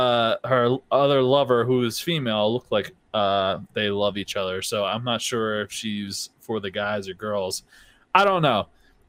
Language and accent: English; Philadelphia, Pennsylvania, United States; but the points even out because I'm from Philly